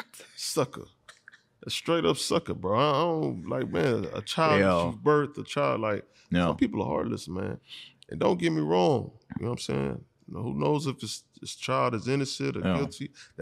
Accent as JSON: {"language": "English", "town": "Houston", "region": "Texas", "country": "United States", "said": "We're from Houston."}